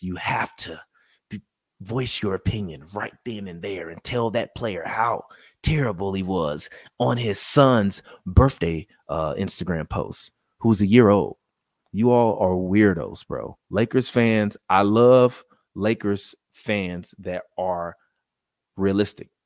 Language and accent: English; Chicago, Illinois, United States; moved away; my hometown team, the Chicago Bulls